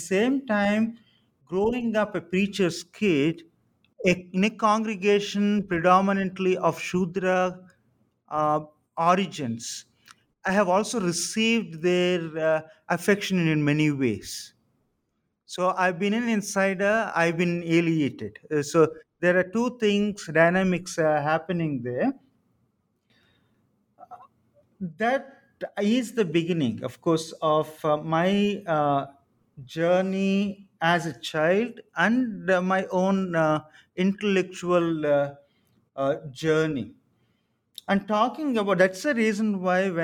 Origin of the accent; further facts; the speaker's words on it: Samalkot, Andhra Pradesh, India; I was born in Samalkot on the southeast coast of Andhra Pradesh